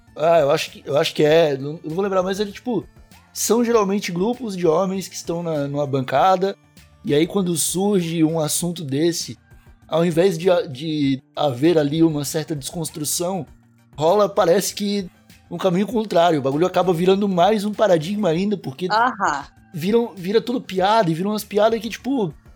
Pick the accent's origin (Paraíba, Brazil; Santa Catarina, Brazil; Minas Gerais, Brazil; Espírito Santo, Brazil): Santa Catarina, Brazil; Eu sou de Santa Catarina, não é um estado muito diferente.